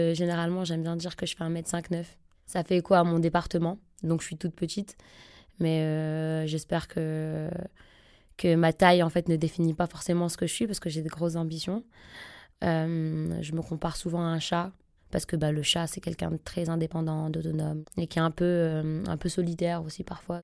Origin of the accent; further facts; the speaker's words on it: Roubaix, Hauts-de-France, France; j'aurai toujours un pied dans Roubaix. C'est là où j'ai grandi, c'est là où mes parents vivent